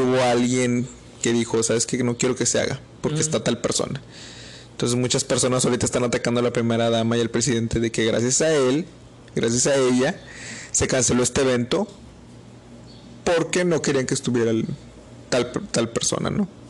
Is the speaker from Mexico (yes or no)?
yes; Mexico; somos mexicanos